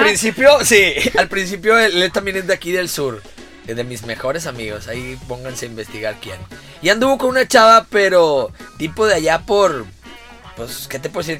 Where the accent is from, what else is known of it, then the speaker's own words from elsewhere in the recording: Monterrey, Nuevo León, Mexico; also born or lived in Guadalajara / Quintana Roo; Me considero muy regio hasta cierto punto